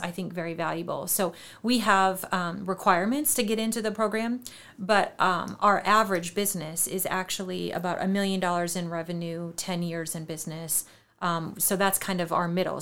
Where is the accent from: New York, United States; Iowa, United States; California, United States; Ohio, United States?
Iowa, United States; New Hampton; moved away; I grew up in New Hampton